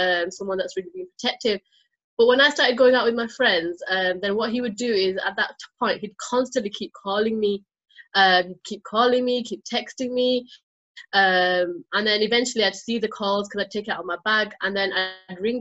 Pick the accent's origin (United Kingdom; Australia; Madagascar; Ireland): United Kingdom; I'm British Bangladeshi.